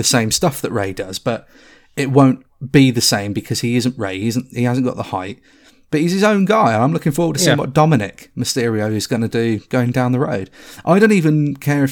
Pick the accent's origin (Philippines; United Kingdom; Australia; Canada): United Kingdom; We are very British